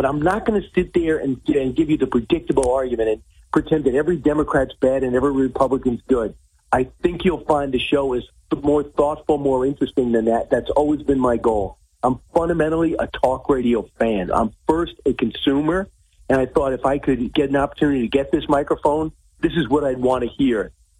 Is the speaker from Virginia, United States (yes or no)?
no; New Yorker, United States; also born or lived in Los Angeles; I went to Long Island University, so I'm a New Yorker for life. Lived out in L.A. for 4 years.